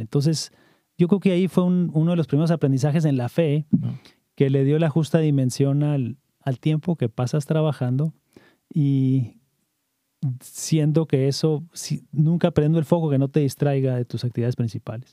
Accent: Camargo, Chihuahua, Mexico; now in Virginia, United States; nacido en, en, Camargo, Chihuahua

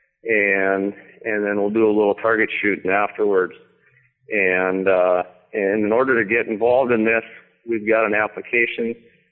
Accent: Pelican Rapids, Minnesota, United States; I grew up, I'm from Pelican Rapids

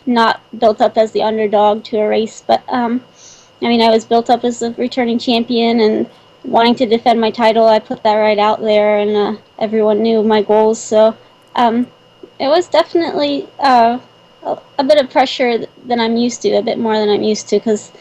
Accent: Morgantown, West Virginia, United States; now in Dilliner, United States; my hometown that came up from West Virginia and Morgantown

